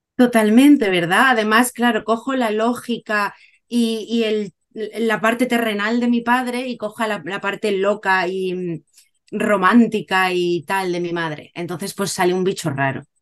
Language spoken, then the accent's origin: Spanish; Cádiz, Andalusia, Spain; moved away as an adult; also born or lived in Málaga / Valencia; now in Japan; soy de Cádiz, He vivido en Cádiz, Málaga, Valencia, ahora vivo en Japón desde hace nueve años